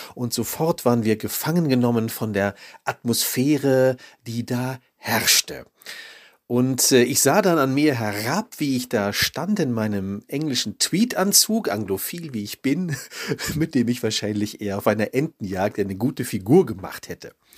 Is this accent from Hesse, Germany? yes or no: no; Düsseldorf, North Rhine-Westphalia, Germany; ich komme aus Düsseldorf